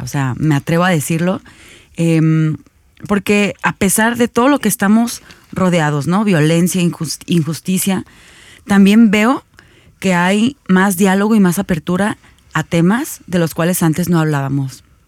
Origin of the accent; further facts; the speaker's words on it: Mexico; como ciudadanos mexicanos